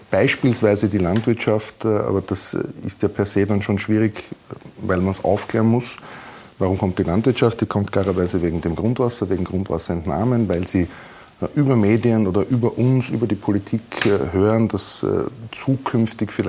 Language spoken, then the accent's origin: German; Burgenland, Austria; als Burgenländer, egal in welcher Region man geboren ist, aufgewachsen ist, kennt man den Neusiedlersee.